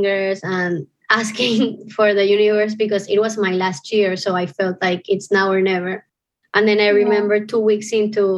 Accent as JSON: {"language": "English", "town": "Panama City", "region": "Panamá", "country": "Panama", "tie": "born or raised there", "also_born_or_lived": "New Orleans, United States", "said": "I was born in Panama City and grew up there."}